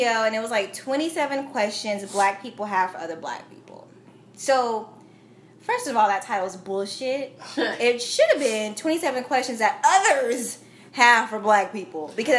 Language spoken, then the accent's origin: English; Edmond, Oklahoma, United States; also born or lived in Del City, Oklahoma; I grew up in Edmond, Oklahoma, which we talked about before, is a predominantly white town. I didn't leave Edmond until my sophomore year when I came to Del City